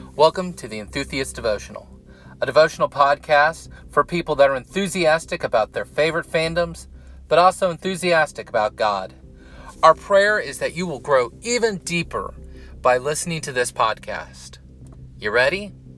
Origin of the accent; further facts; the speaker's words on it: Kansas City, Missouri, United States; I was born in Kansas City, um, on the Missouri side.